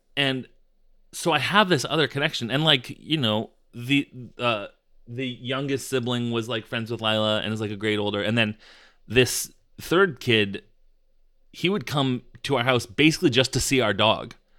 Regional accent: United States; we as American podcasters

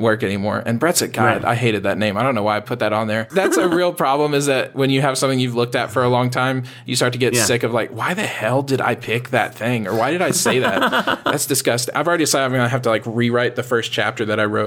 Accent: Texas, United States; I'm from Texas.

